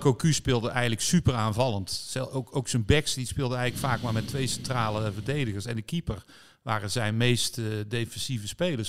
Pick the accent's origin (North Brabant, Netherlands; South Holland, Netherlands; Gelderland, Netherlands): North Brabant, Netherlands; 's-Hertogenbosch; Toevallig ook een Bossenaar, mijn geboortestad